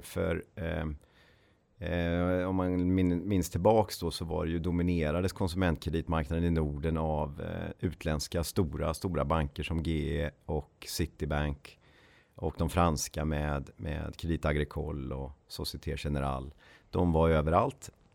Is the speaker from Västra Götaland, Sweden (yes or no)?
yes; Ulricehamn, Västra Götaland, Sweden; moved away as an adult; also born or lived in Uppsala; född och uppväxt i Ulricehamn som ligger mellan Borås och eh, Jönköping. Eh, bodde där tills jag eh, flyttade till Uppsala